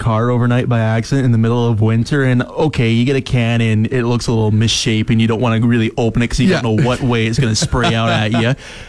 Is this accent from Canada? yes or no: yes; Calgary, Alberta, Canada; moved away; so I'm from the Calgary area, for those who don't know, and in Alberta, around the city of Calgary